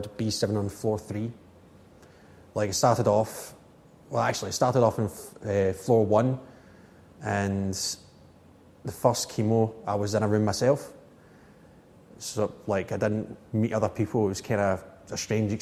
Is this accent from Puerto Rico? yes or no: no; Glasgow, Scotland, United Kingdom; I'm from Castlemalk in Glasgow